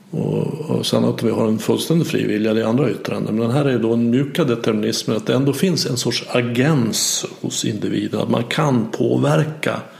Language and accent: Swedish; Sweden; vi är födda i Sverige och lärt oss det.